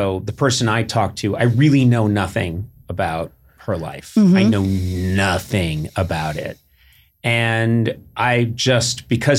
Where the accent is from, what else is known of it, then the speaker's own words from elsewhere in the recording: New Hampshire, United States; people have all these preconceived notions about like New Hampshire, growing up in New Hampshire.